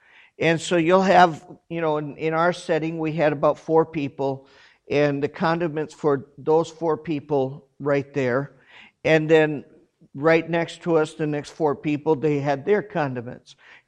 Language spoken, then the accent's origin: English; South Korea; I grew up in Korea. I know what Korean food is.